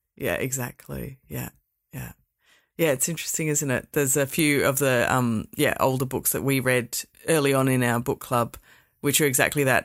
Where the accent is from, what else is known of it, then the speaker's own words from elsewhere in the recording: Perth, Western Australia, Australia; I grew up here in Perth